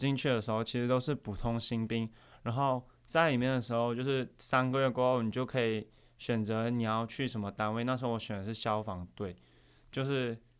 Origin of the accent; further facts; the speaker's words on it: Malaysia; moved away as an adult; now in Taiwan; 是马来西亚人，就是在今年才来台湾读大学。